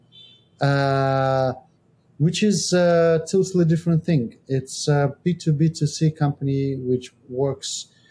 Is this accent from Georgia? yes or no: yes; Georgia; now in Estonia; I'm from Georgia, but I live in Estonia.